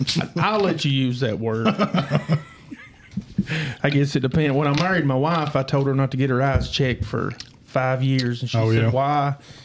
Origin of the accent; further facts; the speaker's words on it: Jackson County, Kentucky, United States; also born or lived in Barbourville, Kentucky; But born and raised in Jackson County, Kentucky. I lived here for about 5 years.